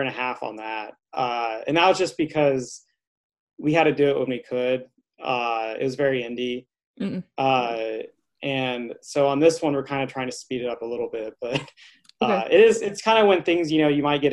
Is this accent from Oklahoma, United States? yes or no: yes; Altus, Oklahoma, United States; moved away as an adult; also born or lived in New Orleans; now in Los Angeles, United States; I'm originally from Altus, Oklahoma.